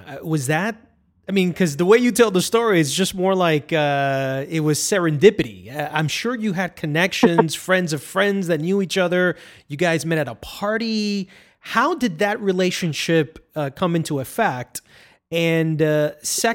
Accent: New York, United States; I'm from New York

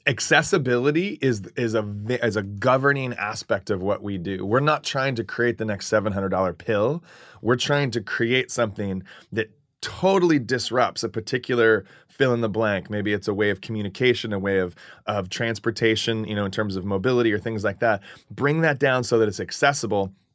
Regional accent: Phoenix, Arizona, United States; also born or lived in California; Phoenix, Arizona. I was born in California. I'm a native Californian, grew up in, in Phoenix.

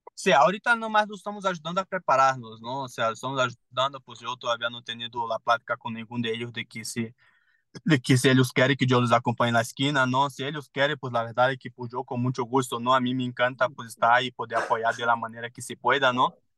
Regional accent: Manaus, Amazonas, Brazil; Spanish is a second language; moved away as an adult; also born or lived in São Paulo, Brazil / Playa del Carmen, Mexico / Puebla, Mexico; now in Mexico; me fui de Manaus, me fui a São Paulo

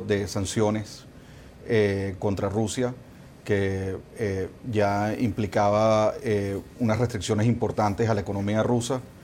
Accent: Nicaragua

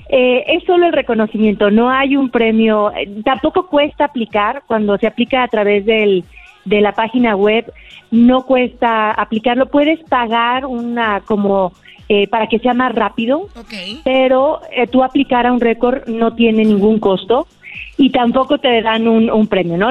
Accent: Aguascalientes, Mexico; Yo soy de Aguascalientes

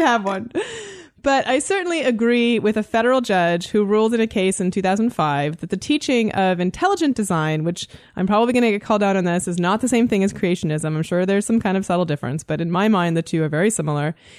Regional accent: Canada; I am Canadian.

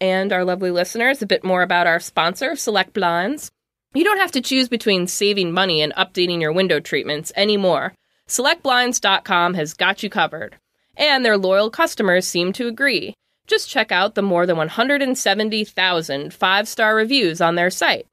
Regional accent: Illinois, United States; I'm from Illinois, so I know driving around in snow is horrendous.

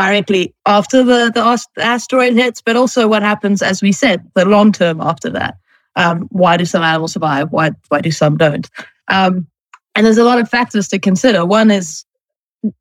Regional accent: Johannesburg, Gauteng, South Africa; moved away as an adult; also born or lived in New York, United States; I'm from Johannesburg, South Africa, originally

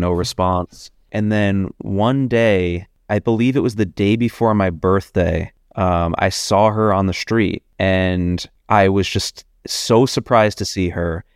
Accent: New York, United States; also born or lived in Boston / Los Angeles; I was born and raised in New York. I grew up, uh, right around Union Square.

